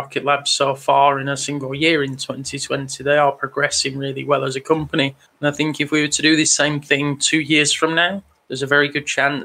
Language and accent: English; England, United Kingdom; I'm English